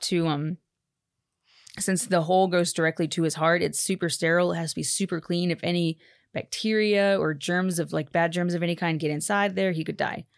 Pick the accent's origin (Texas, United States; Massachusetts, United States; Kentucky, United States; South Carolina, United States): Texas, United States; also born or lived in Haiti; born in Texas, born and raised in Texas.